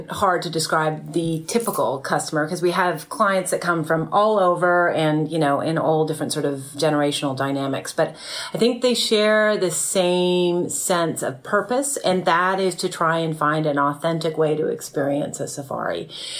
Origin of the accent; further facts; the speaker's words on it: Canada; moved away as an adult; also born or lived in Toronto, Canada; now in Kenya; I am Canadian by birth and Kenyan by soul is what I like to say.